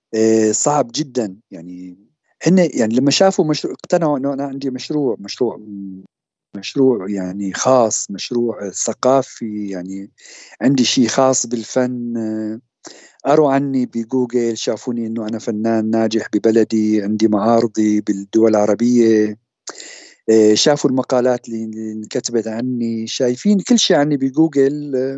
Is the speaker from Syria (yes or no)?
yes; Syria; moved away as an adult; also born or lived in Damascus / Zurich, Switzerland; now in Switzerland; وطني سوريا بالنتيجه اتمنى ارجع